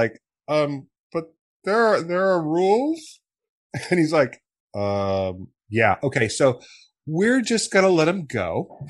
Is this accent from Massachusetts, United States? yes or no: no; Wichita, Kansas, United States; I grew up in Wichita, Kansas